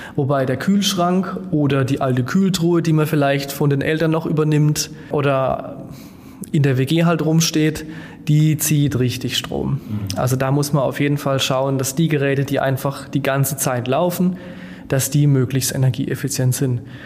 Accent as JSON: {"language": "German", "country": "Germany", "said": "als Deutsche beziehungsweise als Europäer"}